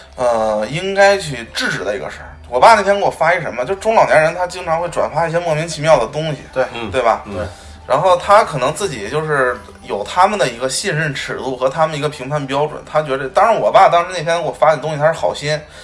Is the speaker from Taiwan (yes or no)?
no; Northeast China, China; 我记得小的时候在东北，在那个农村，去一个什么远房亲戚家里